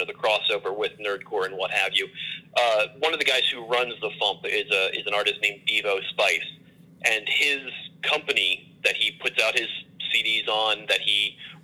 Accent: Baltimore, Maryland, United States; moved away as an adult; now in Chicago, United States; I'm originally from Baltimore, I moved to Chicago maybe about 3 years ago

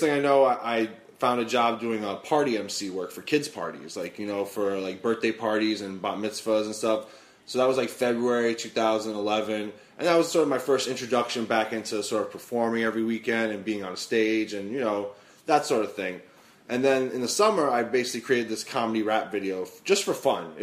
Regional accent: New York City, New York, United States; I'm born and raised in the Bronx here in New York City

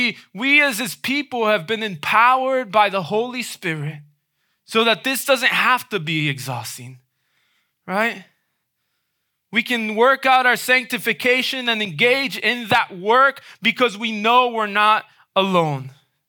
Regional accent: Dominican Republic; moved away; Many of you know I grew up in the Dominican Republic, right? At around age 8, I moved over to the Dominican Republic. My parents were missionaries there.

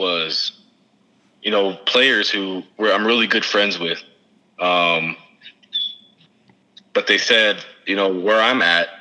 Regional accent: United States; as American people

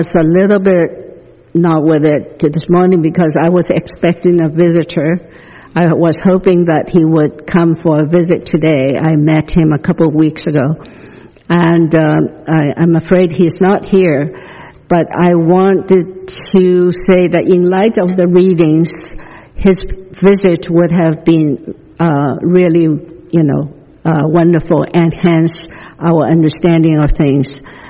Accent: the South, United States; When I grew up in the South, I was taught that segregation was the will of God, and the Bible was quoted to prove it.

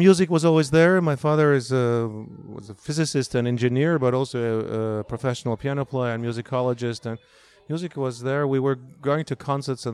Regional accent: Russia; moved away as an adult; growing up in Russia

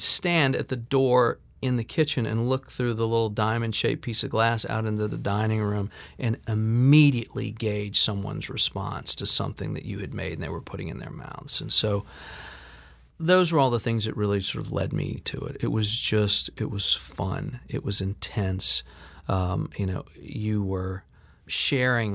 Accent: New Orleans, Louisiana, United States; growing up in New Orleans

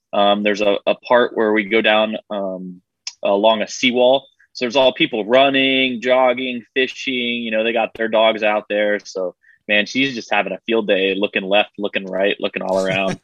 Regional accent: Florida, United States; moved away as an adult; I grew up in Florida, uh, left for about ten years, and then now I'm back

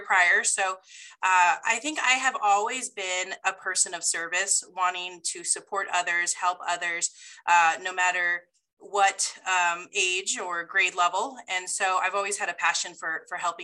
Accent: Rancho Cucamonga, California, United States; also born or lived in Redlands, California; I actually grew up in Rancho Cucamonga

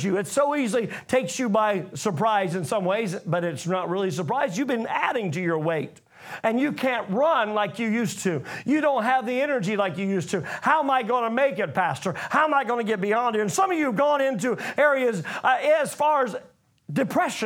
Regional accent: United States; I come from America

